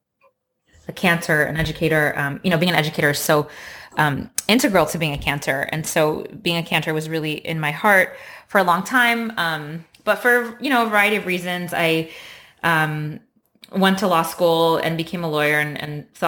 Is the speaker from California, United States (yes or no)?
yes; Los Angeles, California, United States; I was raised in Los Angeles, and I'm a first-generation American